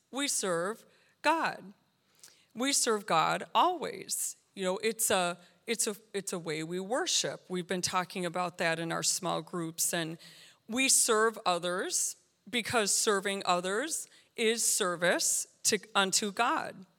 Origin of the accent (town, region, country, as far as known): United States